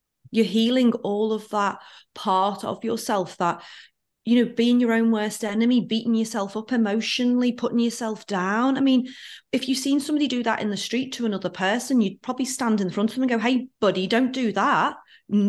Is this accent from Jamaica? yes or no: no; near Liverpool, North West England, United Kingdom; now in Auckland, New Zealand; I'm from near Liverpool in England